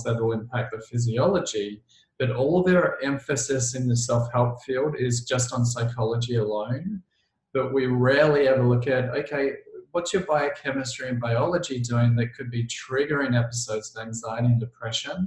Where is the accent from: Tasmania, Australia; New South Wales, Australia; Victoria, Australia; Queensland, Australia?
Victoria, Australia; Melbourne; I'm from Melbourne, Australia, which is like the coffee capital of the world.